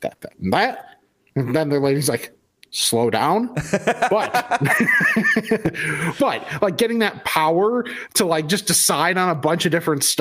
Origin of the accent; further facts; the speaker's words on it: West Chicago, Illinois, United States; Growing up in West Chicago